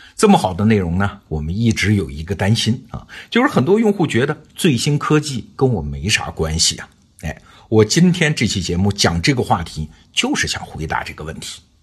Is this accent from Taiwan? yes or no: no; China